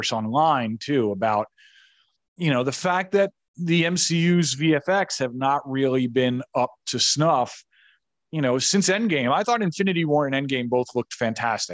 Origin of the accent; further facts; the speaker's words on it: New York, United States; I'm a New Yorker